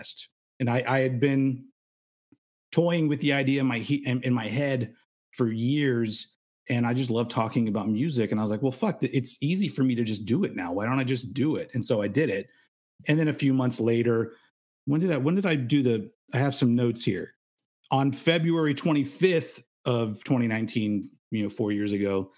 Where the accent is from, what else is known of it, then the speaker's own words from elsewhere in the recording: United States; I am American